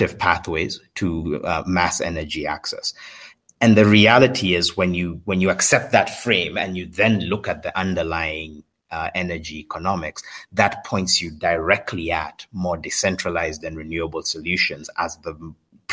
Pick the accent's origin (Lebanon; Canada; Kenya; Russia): Kenya; also born or lived in United States; Born and raised in Kenya